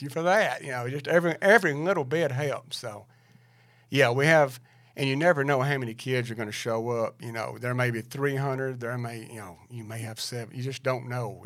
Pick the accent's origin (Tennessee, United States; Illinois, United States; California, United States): Tennessee, United States; Lincoln County; I'm from Lincoln County in Macburg, Chicken Creek